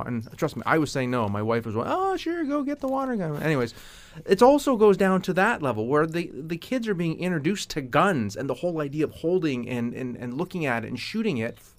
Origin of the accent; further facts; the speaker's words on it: Canada; being a Canadian